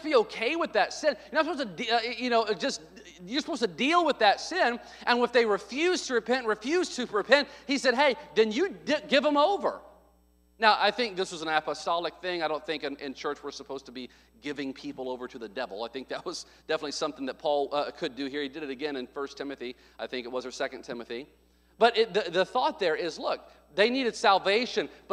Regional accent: the South, United States; I grew up in the South

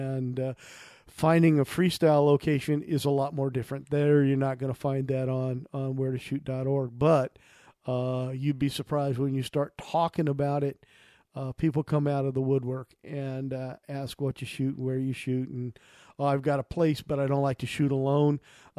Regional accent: United States; I grew up near the Mississippi River and had spent a lot of time on those bluffs.

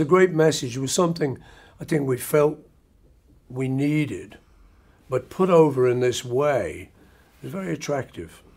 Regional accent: Liverpool, North West England, United Kingdom; when we were kids growing up in Liverpool

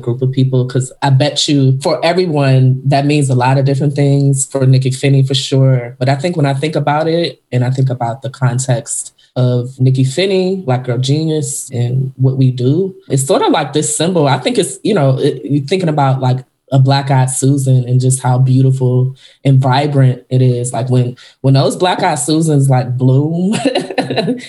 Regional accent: Richmond, Virginia, United States; moved away as an adult; also born or lived in Syracuse, New York; I'm from Virginia, born and raised

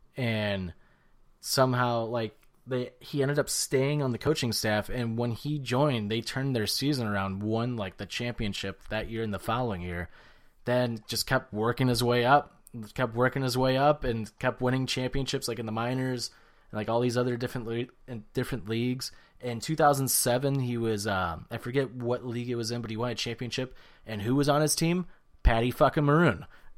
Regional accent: St. Louis, Missouri, United States; born or raised there

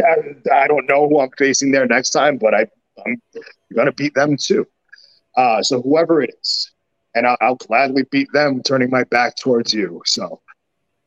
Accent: New York City, New York, United States; I'm from New York City. I'm from Brooklyn

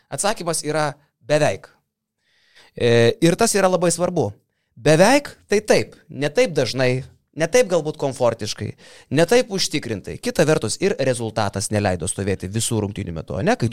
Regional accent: Kaunas, Kaunas County, Lithuania; aš kaip Kaunietis, kaip Kauno miesto patriotas

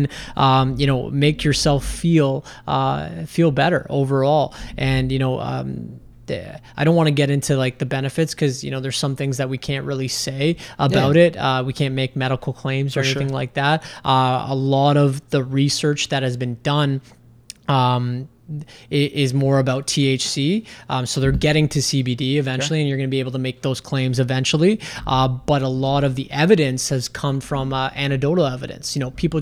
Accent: Canada; being a Canadian

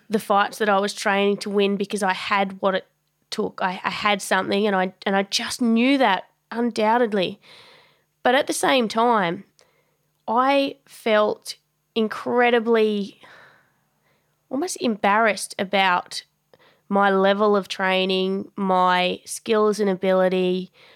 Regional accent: Tasmania, Australia; moved away as an adult; also born or lived in Melbourne; I grew up in Tassie. It's a it's a small small state off the bottom of Australia

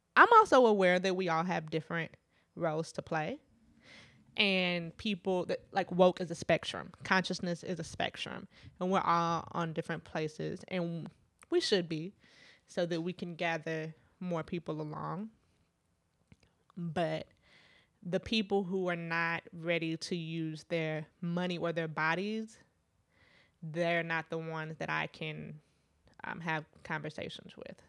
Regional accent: Midwest, United States; also born or lived in Trinidad (family); growing up in the Midwest

